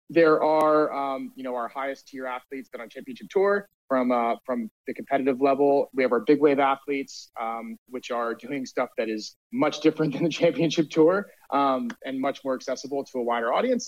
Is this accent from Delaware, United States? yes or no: yes; Delaware, United States; moved away as an adult; also born or lived in Syracuse, New York; now in Venice, Los Angeles, United States; growing up in Delaware, uh, you know, we're about an hour drive down to the coast